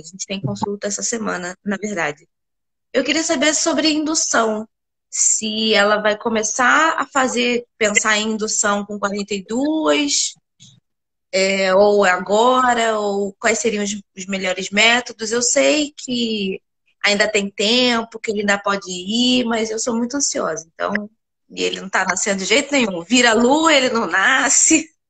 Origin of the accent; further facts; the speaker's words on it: Rio de Janeiro, Brazil; Eu sou do Rio.